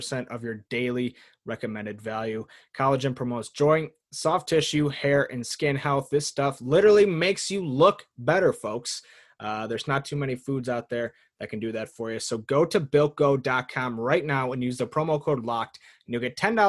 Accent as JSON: {"language": "English", "country": "United States", "said": "I'm an American"}